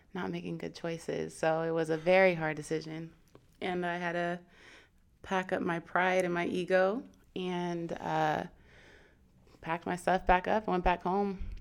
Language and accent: English; Seattle, Washington, United States; moved away as an adult; now in San Diego, United States; born here, then I was pretty much raised in Seattle, Washington, or outside of Seattle, Washington.